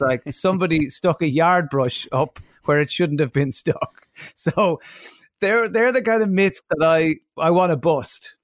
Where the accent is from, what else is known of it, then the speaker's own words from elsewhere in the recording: Ireland; as Irish people